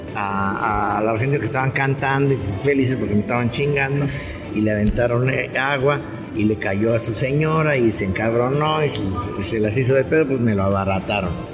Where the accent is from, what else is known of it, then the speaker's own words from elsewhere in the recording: Mexico; nosotros también como mexicanos